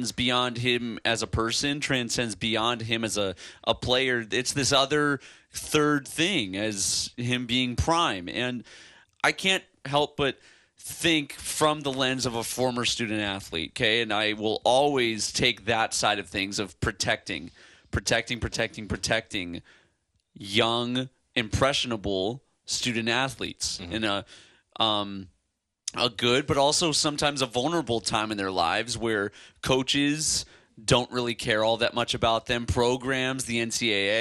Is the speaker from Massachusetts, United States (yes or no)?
no; Chicago, Illinois, United States; I'm from Chicago